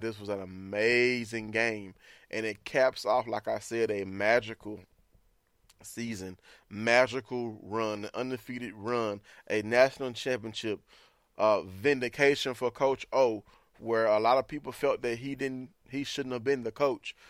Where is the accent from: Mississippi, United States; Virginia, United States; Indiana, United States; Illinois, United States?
Mississippi, United States; now in Louisiana, United States; born and raised in Mississippi, but I'm down here doing my freelance thing, covering L S U